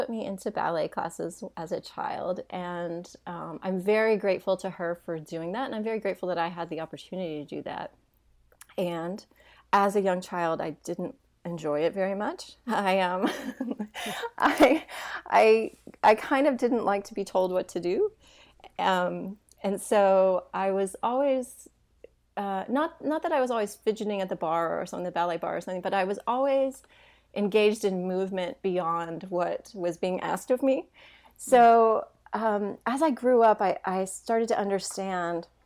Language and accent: English; Hendersonville, Tennessee, United States; I actually grew up in a small town. It used to be a small town, it's not anymore, um, right outside of Nashville, Tennessee. And um, it's a place, it, it's called Hendersonville